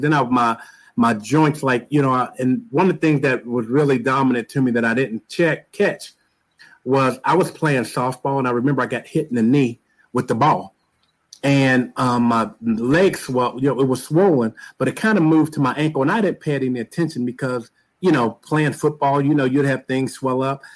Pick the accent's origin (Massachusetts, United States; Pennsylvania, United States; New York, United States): Pennsylvania, United States; Pittsburgh; I am from the great city of Pittsburgh, Pennsylvania